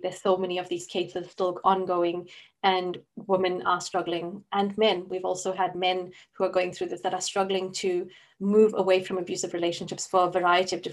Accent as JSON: {"language": "English", "country": "South Africa", "tie": "born or raised there", "moved": "yes", "lives_now": "Scotland, United Kingdom", "said": "I grew up in South Africa."}